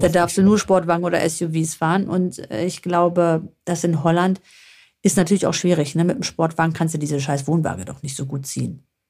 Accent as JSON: {"language": "German", "region": "northern Greece", "country": "Greece", "moved": "yes", "lives_now": "Germany", "said": "von uns aus Nordgriechenland"}